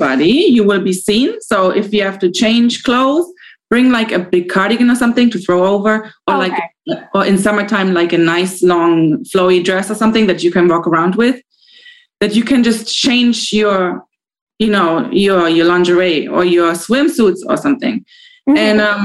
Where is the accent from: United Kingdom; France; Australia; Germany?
Germany; moved away; I'm from Germany